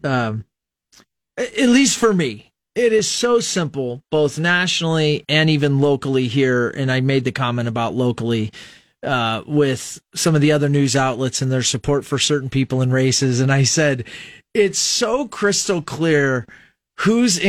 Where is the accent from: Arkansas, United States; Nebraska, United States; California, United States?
Nebraska, United States; I most identify as an American and a Nebraskan.